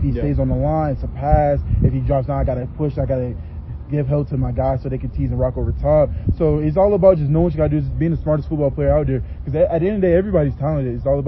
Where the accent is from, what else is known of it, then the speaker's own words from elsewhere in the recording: the South, United States; You know, I'm from the South, so the phrase next man up always comes to my head.